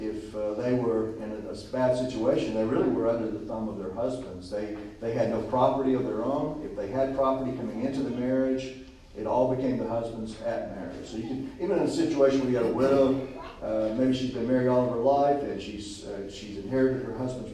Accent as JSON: {"language": "English", "region": "Georgia", "country": "United States", "said": "I'm a country boy from Georgia"}